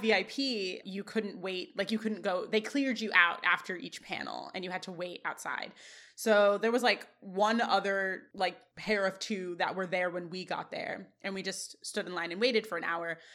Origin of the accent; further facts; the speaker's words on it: Chicago, Illinois, United States; I was from Chicago